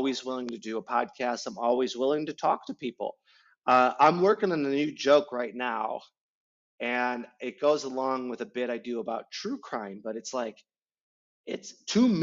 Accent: Midwest, United States; as a Midwesterner

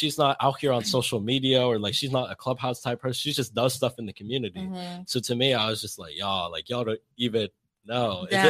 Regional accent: Philippines; But it's like, I grew up in the Philippines. Like, I'm Filipino.

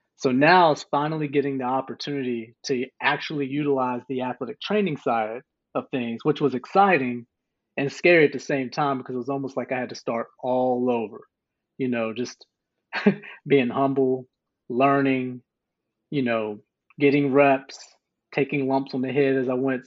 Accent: White Sulphur Springs, West Virginia, United States; moved away as an adult; also born or lived in Akron, Ohio / North Carolina; I was born in Akron, Ohio, but raised in White Sulphur Springs, West Virginia.

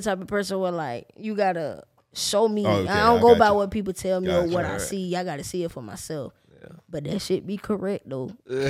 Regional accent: Jacksonville, Florida, United States; I'm from the West Side

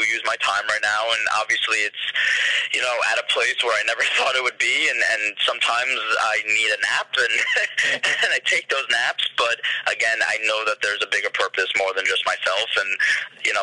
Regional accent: New York City, New York, United States; I'm a New Yorker

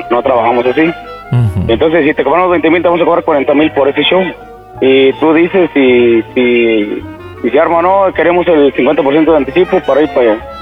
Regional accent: Matehuala, San Luis Potosí, Mexico; somos de Matabola, somos de aquí, eh, de aquí Saltillo, son como tres horas y media más o menos

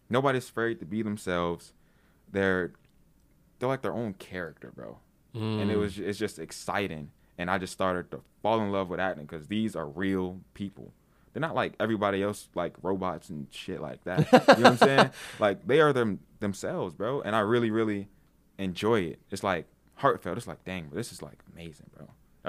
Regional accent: Washington, District of Columbia, United States; Well, I mean, like, well, I'm from naturally from DC.

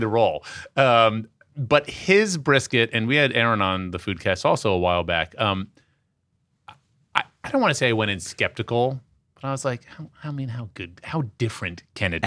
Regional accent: Washington, District of Columbia, United States; As a kid growing up in Washington, D C, during the straight edge era of punk rock

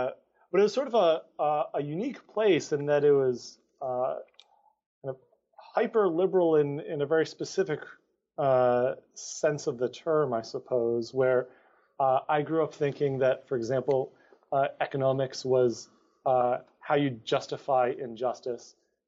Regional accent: Amherst, Massachusetts, United States; So I grew up in a bit of a hippie town. I grew up in Amherst, Massachusetts. So that's a five college town.

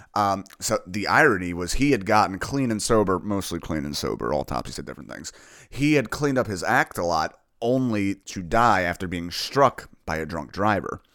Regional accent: New Jersey, United States; moved away as an adult; now in Philadelphia, United States; I'm originally from New Jersey

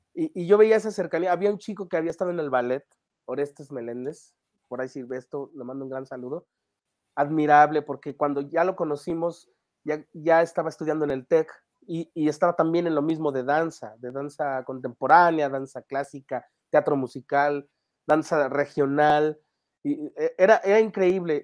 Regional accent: Mexico City, Mexico; yo soy, soy un chico de la Ciudad de México, que, bueno, no, tan chico, pero em, de la Ciudad de México, que nació en una familia

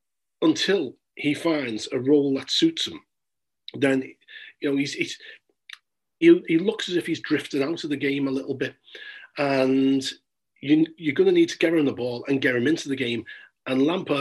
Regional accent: Liverpool, North West England, United Kingdom; now in London, United Kingdom; I'm from Liverpool myself

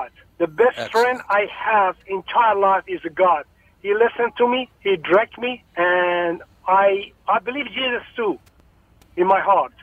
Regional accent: Tehran, Tehran Province, Iran; moved away as an adult; now in United States; I'm born in Iran, capital city of Tehran

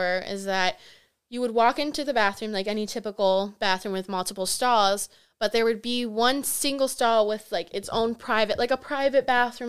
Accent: Milwaukee, Wisconsin, United States; I grew up in Milwaukee.

